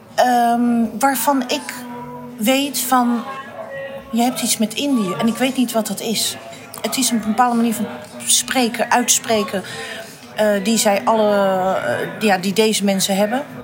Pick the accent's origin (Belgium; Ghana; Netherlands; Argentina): Netherlands; The Hague, South Holland; Ik ben geboren in Den Haag. Ik ben opgegroeid en eh, groot geworden. En altijd gewoond in staatkwartier Statenkwartier, in de Indo-wijk van Den Haag